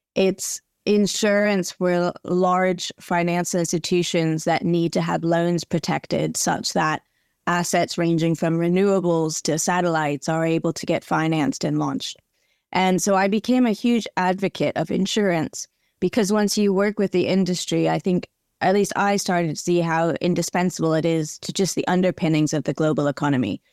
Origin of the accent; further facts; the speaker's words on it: Southern California, United States; moved away as an adult; also born or lived in North Carolina; I grew up in Southern California, very much outside, always out on the beach.